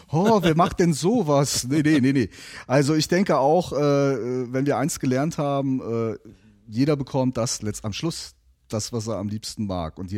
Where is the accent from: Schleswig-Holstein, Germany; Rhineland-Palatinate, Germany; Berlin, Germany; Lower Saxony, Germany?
Rhineland-Palatinate, Germany; Neuwied; born there; und ja, jetzt ist es raus, man hört es auch, auch ich bin gebürtiger Neuwieder.